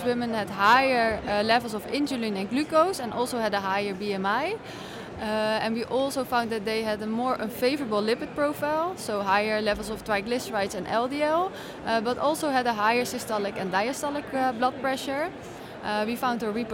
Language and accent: English; Rotterdam, South Holland, Netherlands; it's my hometown